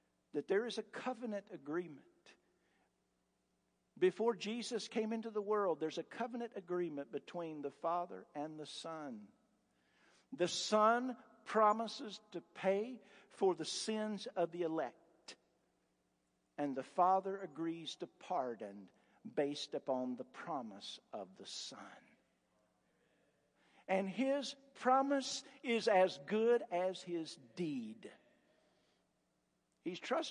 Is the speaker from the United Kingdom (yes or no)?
no; Appalachia, United States; I'm a hick from Appalachia.